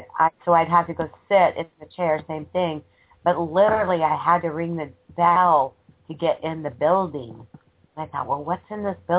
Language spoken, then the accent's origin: English; United States; moved away; also born or lived in Costa Rica; I'm so American